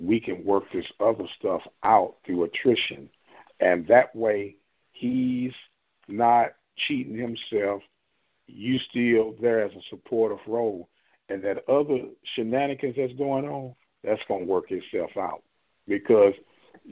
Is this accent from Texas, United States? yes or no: no; St. Louis, Missouri, United States; I'm from St. Louis